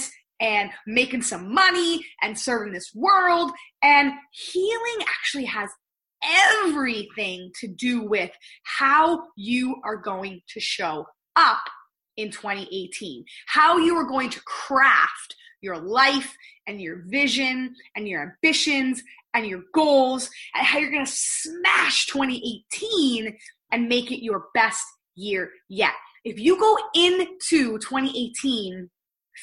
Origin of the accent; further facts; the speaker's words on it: Pennsylvania, United States; moved away as an adult; also born or lived in outside Toronto, Canada; now in Toronto, Canada; I am originally from Pennsylvania, married an amazing Canadian. So that's what took me to living here outside of Toronto